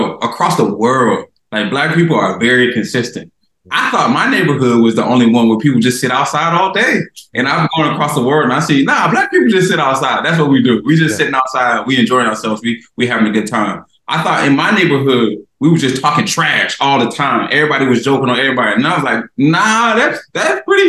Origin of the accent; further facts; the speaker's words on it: Myrtle Beach, South Carolina, United States; moved away; Born and raised in Myrtle Beach, South Carolina, near the coast